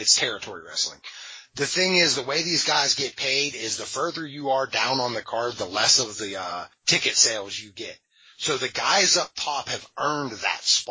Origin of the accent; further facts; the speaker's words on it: Beaver Falls, Pennsylvania, United States; I grew up in Western PA